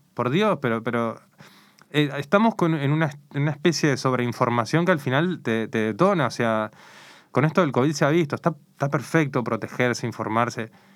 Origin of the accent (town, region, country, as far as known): Uruguay; now in Spain